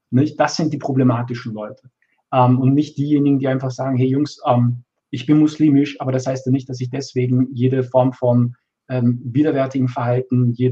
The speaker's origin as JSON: {"language": "German", "country": "Austria", "tie": "born there", "said": "ich bin in Österreich geboren. Ich bin, ich bin Teil dieser Gesellschaft."}